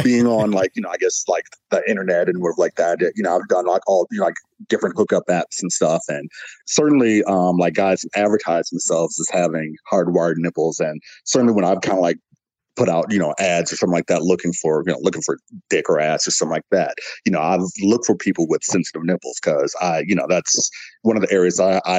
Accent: Midwest, United States; The Midwest, essentially. Okay. I've kind of like my family moved around or whatever like that. So I'd say like basically Midwest.

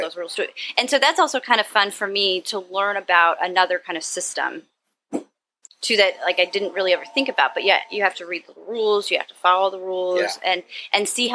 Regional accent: Upper Arlington, Ohio, United States; now in Cleveland, United States; My hometown's called Upper Arlington, and it's a suburb by Columbus

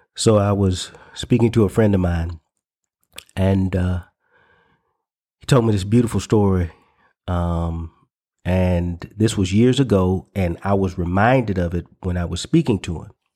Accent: the South, United States; the cultural identity that I grew up in in the South

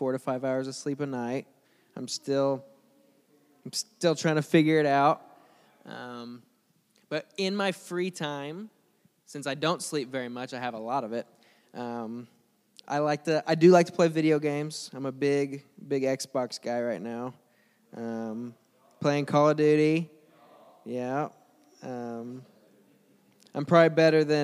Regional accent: Mount Vernon, Illinois, United States; I'm from Mount Vernon, Illinois, not too far from here. I grew up there.

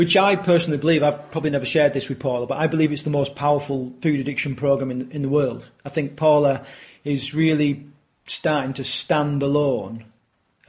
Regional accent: Yorkshire and the Humber, United Kingdom; growing up in the era that I grew up in Yorkshire

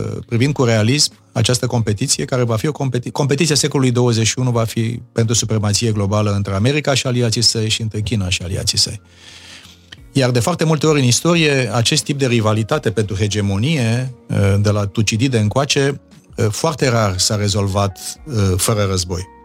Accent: Romania; moved away as an adult; eu sunt român și rămân rămân toată viața

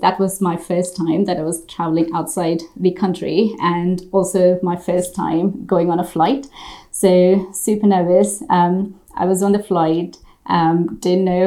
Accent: India; English is a second language; moved away as an adult; now in United Kingdom; So I was born in India and I grew up there up until I was 24.

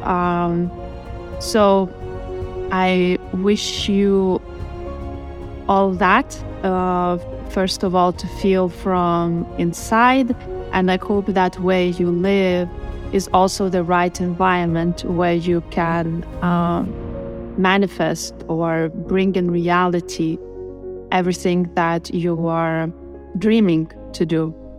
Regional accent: Lithuania; moved away; Lithuania is the home country where I was born

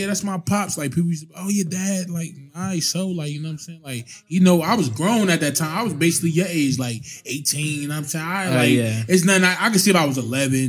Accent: Irvington, New Jersey, United States; I grew up in Irvington, New Jersey. It's a small town in New Jersey next to Newark

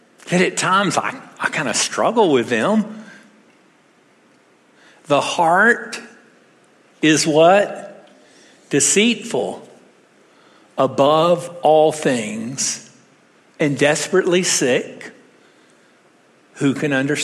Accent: Texas, United States; I'm a Texan

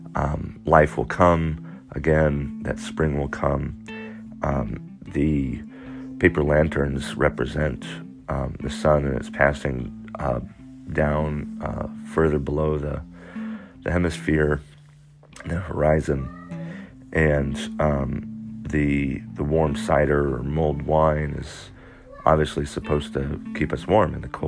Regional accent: California, United States; I grew up in California

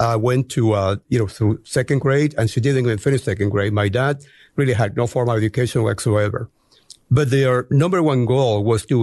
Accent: Caracas, Capital District, Venezuela; English is a second language; moved away as an adult; also born or lived in Montreal, Canada / England; now in United States; I am originally from Caracas, Venezuela

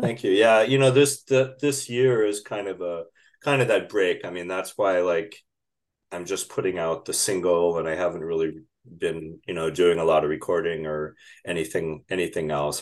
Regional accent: Minnesota, United States; also born or lived in Chicago; now in Minneapolis, United States; I was born in Chicago and moved here when I was very young, and I've otherwise lived in, uh, more, northern Minnesota

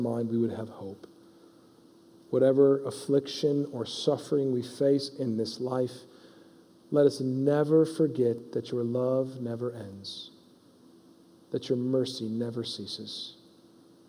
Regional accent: United States; we as an American church

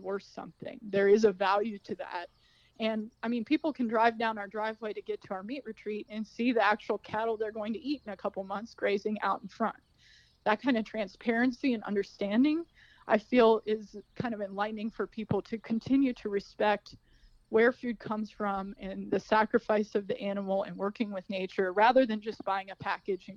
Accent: Mason, Ohio, United States; I'm from Mason originally, and did not grow up on a farm

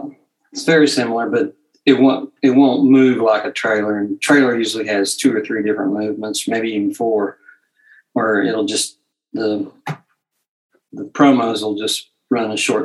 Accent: Kentucky, United States; now in Portsmouth, United States; I was born in Portsmouth, Virginia. But I've lived here for, you know, like 30 years, so it's Ohio's home now. But I lived a lot in Lexington, Kentucky, and Ashland, Kentucky. I lived there as a child

